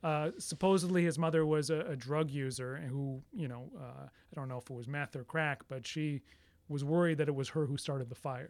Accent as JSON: {"language": "English", "country": "Canada", "said": "I'm Canadian"}